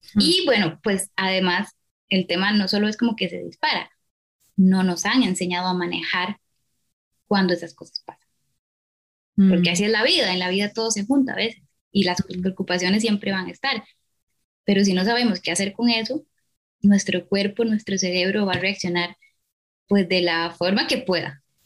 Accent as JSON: {"language": "Spanish", "country": "Costa Rica", "said": "soy psicóloga de Costa Rica"}